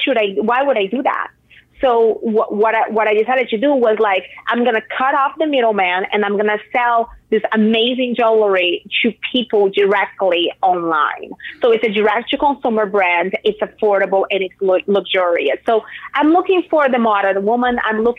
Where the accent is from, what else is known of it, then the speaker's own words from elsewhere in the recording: Brazil; So I'm from Brazil, right?